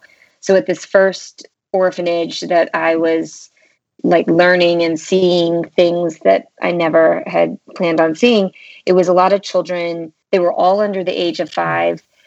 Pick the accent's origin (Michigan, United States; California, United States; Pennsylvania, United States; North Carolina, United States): North Carolina, United States; also born or lived in St Andrews, Scotland; I'm from North Carolina. I was um, raised here and actually currently reside in North Carolina